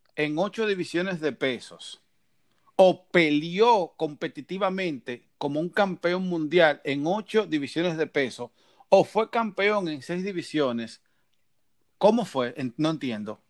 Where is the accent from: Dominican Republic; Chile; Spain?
Dominican Republic; now in Miami, United States; yo vivo en Miami y soy dominicano